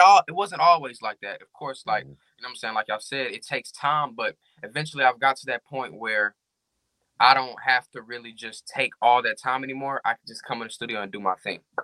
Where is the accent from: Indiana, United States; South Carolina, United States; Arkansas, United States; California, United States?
Arkansas, United States; I'm from Arkansas, and I've been rapping since the age of six.